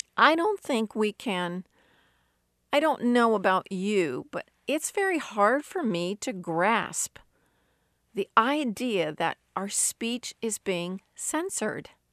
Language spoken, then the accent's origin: English; United States; Growing up in America